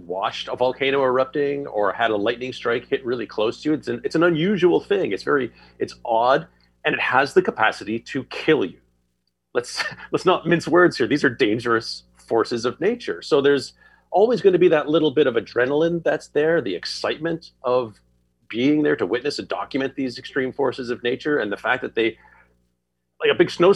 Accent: Quebec, Canada; moved away as an adult; now in Toronto, Canada; I grew up just outside of Ottawa on the Quebec side of the river, and then moved to Toronto where I am now when I was about 20.

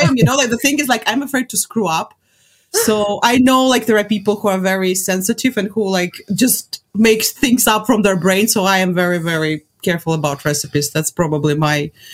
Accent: Latvia; I'm from Latvia

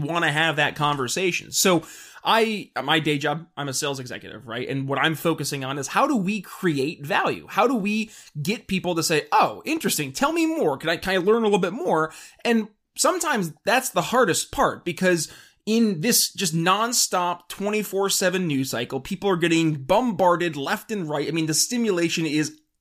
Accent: New York, United States; moved away; my home state of New York

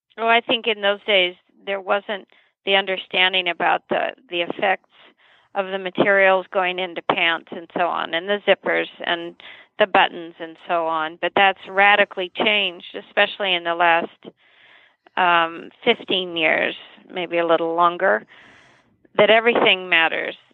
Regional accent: Santa Paula, California, United States; I was born in Santa Paula, California, a little ag town not too far from Santa Barbara.

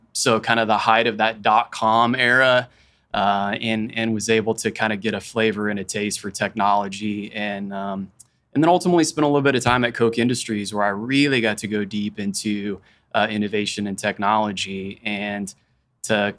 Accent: Wichita, Kansas, United States; also born or lived in Haysville, Kansas / Andover, Kansas / Rose Hill, Kansas; I'm from Wichita. For folks that are in the area, like I started in Hayesville. I went to USD 259. I went to Andover schools. I went to Rose Hill schools. I went to Wichita State

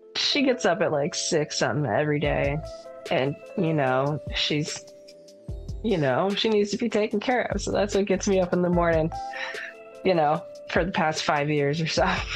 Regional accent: Texas, United States; also born or lived in San Francisco, California; now in Washington, United States; I'm from Texas

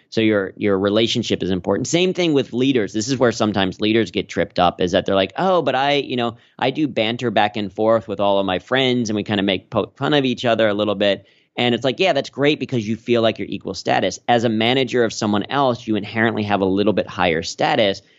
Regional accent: Cincinnati, Ohio, United States; moved away as an adult; now in New York, United States; growing up in Cincinnati

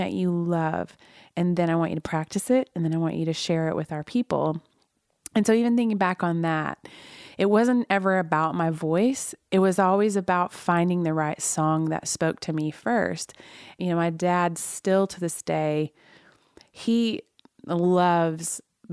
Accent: Oklahoma, United States; I was raised in Oklahoma

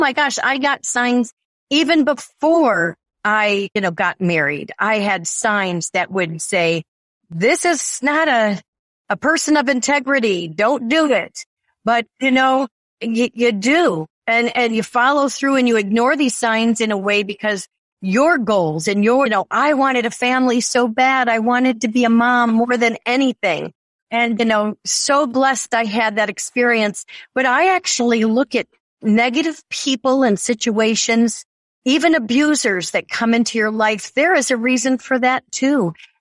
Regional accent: Lake Forest, Illinois, United States; moved away as an adult; also born or lived in Barrington, Illinois / Fox River Grove, Illinois; now in Caribbean; growing up in Lake Forest, raising my family in the Barrington, Fox River Grove area

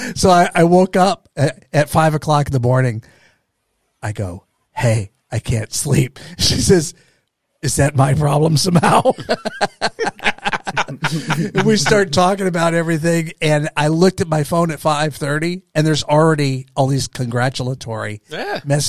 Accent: Austin, Texas, United States; I'm up from Austin, Texas

